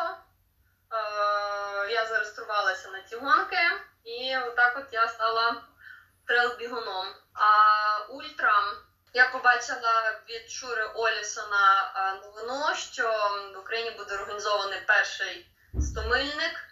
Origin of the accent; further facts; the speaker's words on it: Lviv, Lviv Oblast, Ukraine; народилася живу у Львові